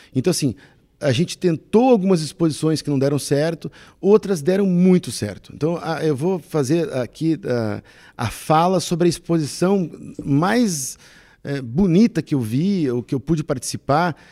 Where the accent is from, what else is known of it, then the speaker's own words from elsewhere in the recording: South Region, Brazil; Nós somos brasileiros e, no, e nos reconhecemos brasileiros também pelo aspecto cultural